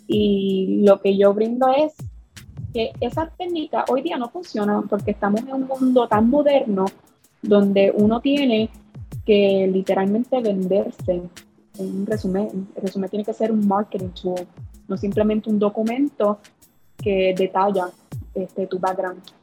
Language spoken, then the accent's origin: Spanish; Puerto Rico; yo soy puertorriqueña